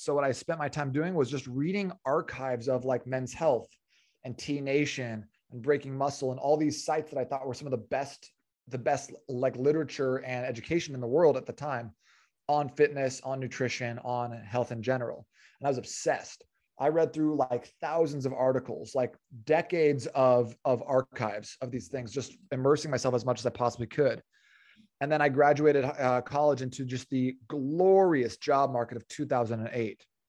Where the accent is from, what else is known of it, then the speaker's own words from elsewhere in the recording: Phoenix, Arizona, United States; I was born and raised in Phoenix, uh, which is where I'm currently living with my wife